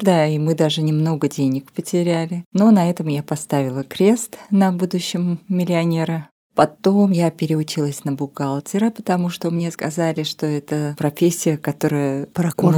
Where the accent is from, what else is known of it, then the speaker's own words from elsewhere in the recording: Armenia; moved away as an adult; now in Moscow, Russia; я переехала в Москву из Армении